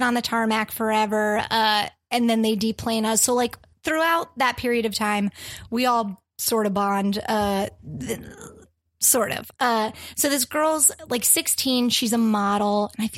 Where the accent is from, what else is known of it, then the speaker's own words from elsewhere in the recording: close to Gettysburg and Harrisburg, central Pennsylvania, United States; moved away; I'm from Pennsylvania. Okay. And yeah, I lived there all my life.